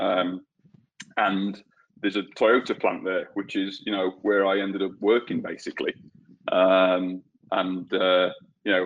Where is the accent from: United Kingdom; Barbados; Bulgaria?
United Kingdom; Peak District, north of England; moved away as an adult; also born or lived in New Zealand; now in Australia; I was born and raised in England. And I actually I grew up in a small village in the north of England, on the edge of an area that they call the Peak District